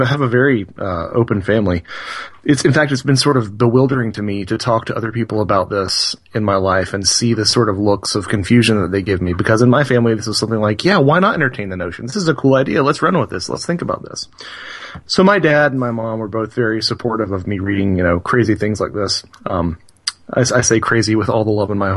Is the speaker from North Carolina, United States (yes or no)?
yes; North Carolina, United States; We're both from North Carolina